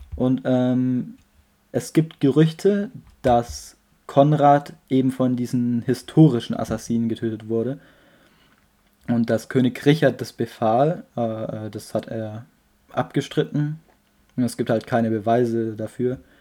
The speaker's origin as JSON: {"language": "German", "country": "Germany", "said": "wo ich herkomme, habe ich so Deutschland geschrieben"}